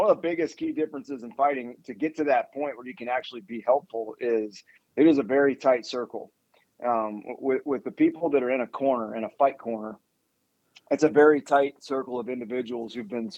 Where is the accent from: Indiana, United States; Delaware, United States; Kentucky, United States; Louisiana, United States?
Louisiana, United States; also born or lived in Las Vegas, Nevada / Ann Arbor, Michigan / Colorado Springs, Colorado; now in College Station, United States; From the South, I grew up in Louisiana